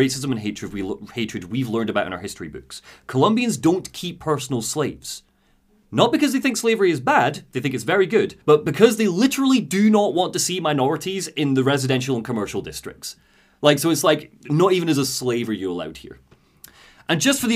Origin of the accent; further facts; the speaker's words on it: Scotland, United Kingdom; as a Scotsman